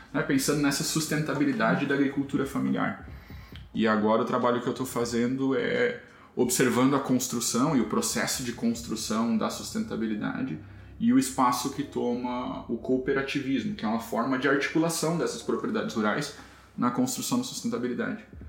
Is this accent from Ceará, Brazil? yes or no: no; Santa Rosa, Rio Grande do Sul, Brazil; moved away; also born or lived in Santo Cristo; Eu cresci, passei a maior parte da minha vida em Santa Rosa, um é, município ao lado ali